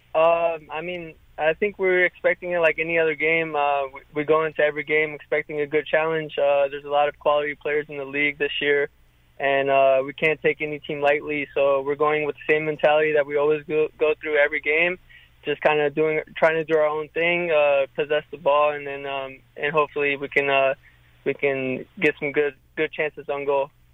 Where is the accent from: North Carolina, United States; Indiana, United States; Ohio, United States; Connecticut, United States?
North Carolina, United States; now in Louisville, United States; I'm from North Carolina, so I know all the spots